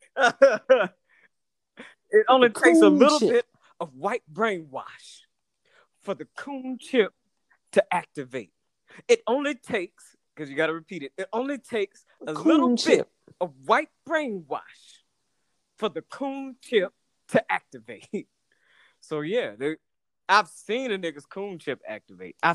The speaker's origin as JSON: {"language": "English", "town": "Atlanta", "region": "Georgia", "country": "United States", "tie": "born or raised there", "said": "growing up in Atlanta is kind of a bubble"}